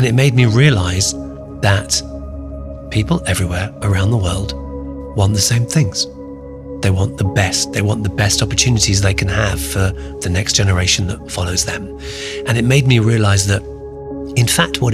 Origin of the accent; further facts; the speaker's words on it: United Kingdom; also born or lived in Calcutta, India; My family left when I was three and then moved to the United Kingdom. And I grew up in the UK, hence the accent